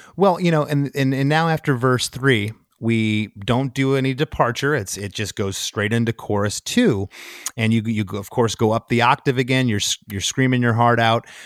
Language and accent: English; Detroit, Michigan, United States; I'm from Detroit